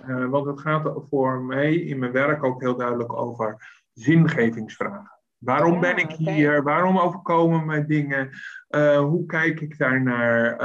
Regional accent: Westland, South Holland, Netherlands; moved away as an adult; now in Leiden, Netherlands; Ik kom oorspronkelijk uit het Westland. Eh, net onder Den Haag.

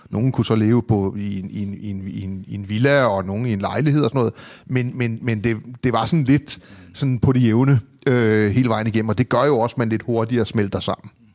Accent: Copenhagen, Capital Region of Denmark, Denmark; Jeg var vokset op i det, der hedder Hørgården. Det var en del af urbanplanen

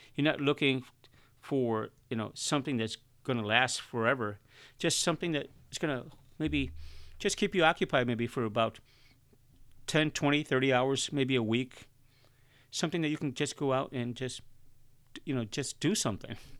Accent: Chicago, Illinois, United States; I was born and raised in Chicago, and Chicago's a concrete jungle

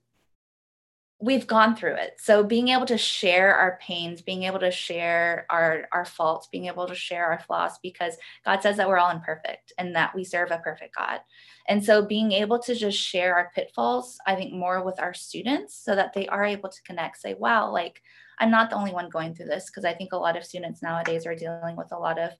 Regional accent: Georgia, United States; also born or lived in South Korea; I am from Georgia, Georgia Peach, born and raised. I live about 30 minutes south of Atlanta

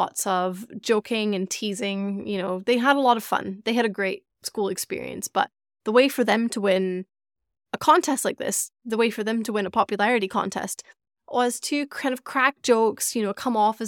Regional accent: Scotland, United Kingdom; I grew up in Scotland. I grew up in the UK

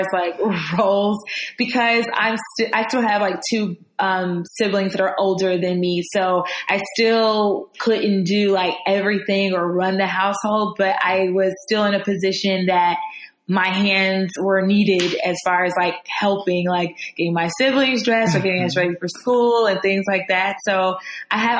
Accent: Atlanta, Georgia, United States; I was born and raised in Atlanta

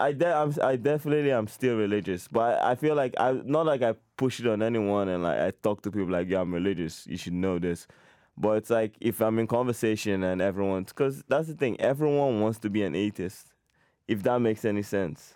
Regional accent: Nigeria; now in Canada; I'm half Nigerian, but I grew up there

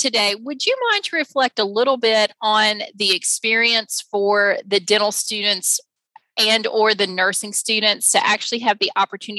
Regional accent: Eastern Kentucky, United States; I'm originally from Eastern Kentucky

